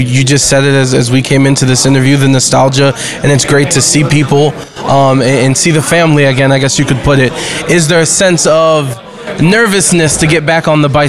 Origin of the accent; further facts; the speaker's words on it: Cleveland, Ohio, United States; now in Las Vegas, United States; I'm a kid from Cleveland, Ohio, who spent way too much time listening to sports radio, WTAM in Cleveland, Ohio.